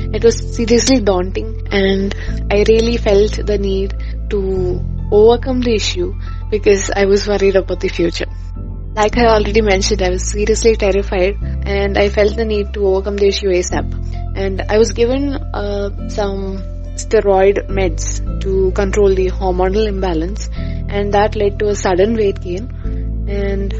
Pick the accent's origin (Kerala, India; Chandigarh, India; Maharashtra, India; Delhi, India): Kerala, India; Thiruvananthapuram; I come from Trivandrum, Kerala